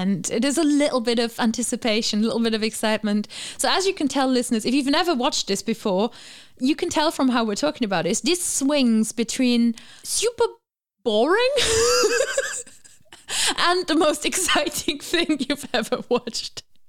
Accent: Germany; moved away; I remember when I was growing up, we did watch the Eurovision Song Contest in my family. Obviously, I'm from Germany

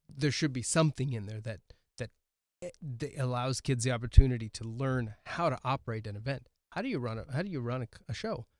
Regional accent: Oregon, United States; now in Milbank, United States; I grew up in Oregon

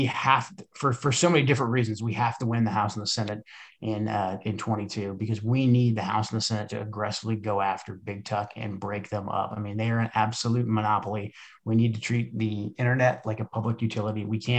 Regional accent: Portland, Oregon, United States; I grew up in Portland.

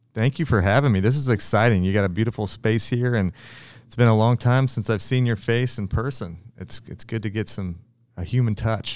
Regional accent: Kansas City, Missouri, United States; I'm born and raised in Kansas City, and, uh, on the, on the south side of the river.

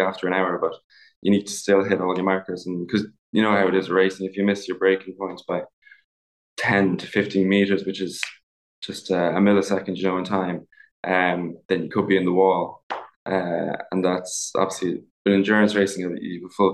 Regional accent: Ballymaloe, Munster, Ireland; So I grew up in a kind of on a food farm as such, in East Cork, in a place called Ballymaloe

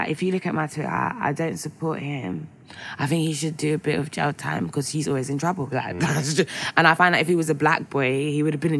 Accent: London, United Kingdom; I grew up in West, so I went to High Street Kensington a lot

